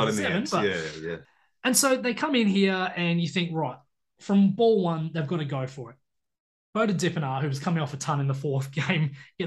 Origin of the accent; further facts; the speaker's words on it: Australia; as an Aussie